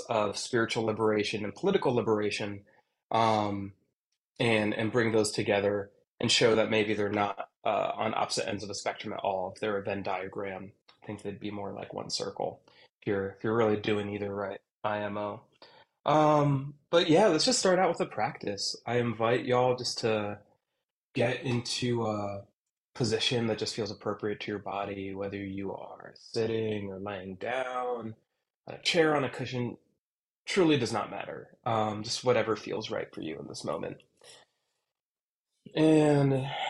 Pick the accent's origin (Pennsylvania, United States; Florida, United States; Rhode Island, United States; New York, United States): Pennsylvania, United States; Lancaster; down here in Lancaster, Pennsylvania. This is my hometown. I've lived here since I was in second grade, still